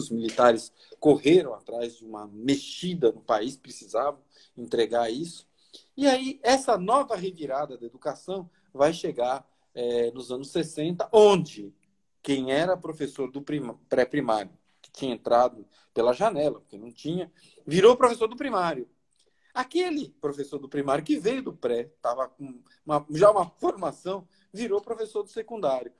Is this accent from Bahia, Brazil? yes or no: yes; Bahia, Brazil; also born or lived in São Paulo; eu sou baiano por natureza, mas paulista por nascença. E quando mudei para Salvador